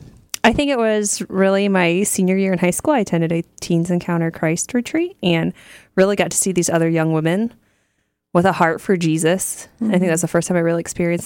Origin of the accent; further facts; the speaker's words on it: New Riegel, Ohio, United States; I grew up in Little New Regal, Ohio